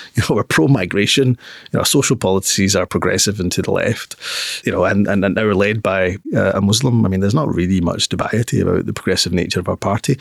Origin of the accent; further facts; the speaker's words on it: Newton Mearns, Scotland, United Kingdom; I grew up in Newton Mearns